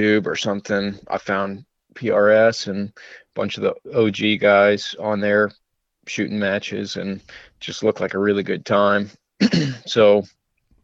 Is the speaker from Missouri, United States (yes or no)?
yes; Missouri, United States; moved away as an adult; also born or lived in Colorado; I'm from Missouri, kind of living out in the country all my life